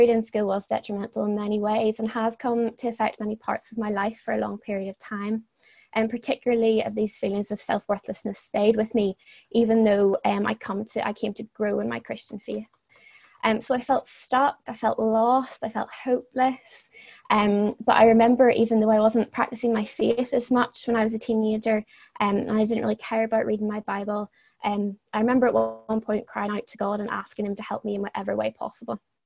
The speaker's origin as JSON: {"language": "English", "region": "Northern Ireland", "country": "United Kingdom", "also_born_or_lived": "Dublin, Ireland", "moved": "as an adult", "said": "I'm from Northern Ireland, but I would usually be living in Dublin for university"}